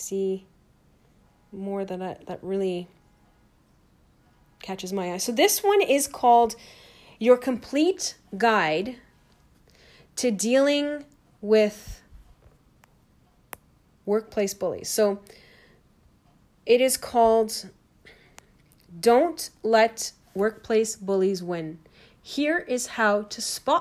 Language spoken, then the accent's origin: English; Toronto, Ontario, Canada; I am from Toronto, Canada